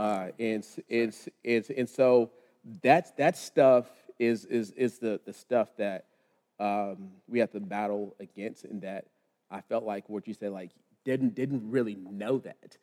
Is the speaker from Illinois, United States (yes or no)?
no; Lubbock, Texas, United States; now in Charlotte, United States; born and raised in Lubbock, Texas.